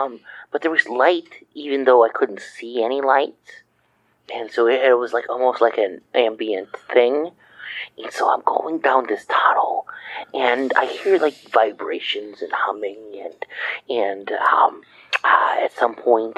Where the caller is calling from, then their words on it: Decatur, Illinois, United States; I'm from Decatur, Illinois.